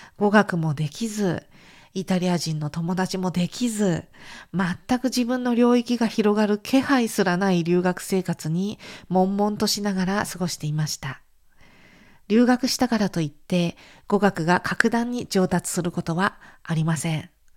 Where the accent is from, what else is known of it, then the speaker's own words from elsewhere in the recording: Japan; moved away as an adult; now in Italy; 私のような亀の歩みの日本人学生